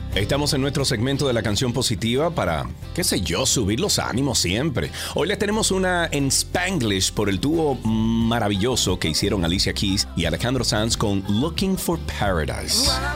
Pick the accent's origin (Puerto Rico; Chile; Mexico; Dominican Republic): Dominican Republic; somos todos dominicanos